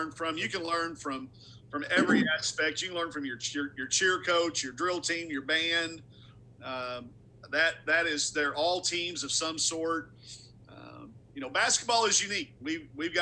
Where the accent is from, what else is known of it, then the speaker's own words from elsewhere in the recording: Arkansas, United States; I'm from Arkansas. I've loved the Razorbacks since the day I was born